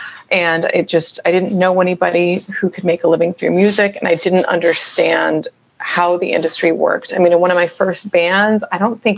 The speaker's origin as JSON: {"language": "English", "area": "Orange County", "region": "California", "country": "United States", "also_born_or_lived": "San Fernando Valley, California", "said": "I'm from Orange County"}